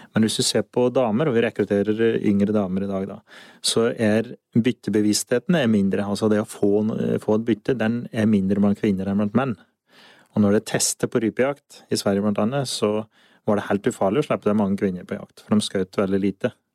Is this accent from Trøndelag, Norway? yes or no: no; Solør, Innlandet, Norway; jeg er fra Solør. Jeg eh, har røtter på Finnskogen